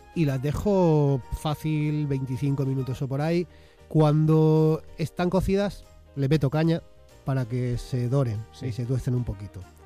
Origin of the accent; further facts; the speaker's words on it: Molina de Segura, Region of Murcia, Spain; now in Madrid, Spain; Hace años ya que vivo aquí en Madrid y yo soy de Murcia en realidad